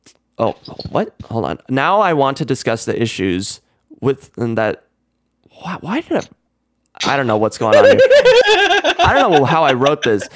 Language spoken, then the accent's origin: English; United States; I'm American.